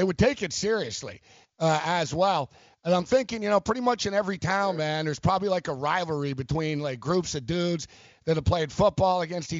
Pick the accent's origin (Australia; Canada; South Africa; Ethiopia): Canada; Montreal, Quebec; Growing up, I grew up in Montreal